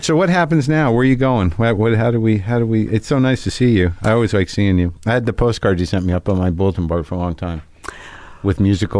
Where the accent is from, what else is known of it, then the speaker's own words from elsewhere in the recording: Albuquerque, New Mexico, United States; I grew up in Albuquerque.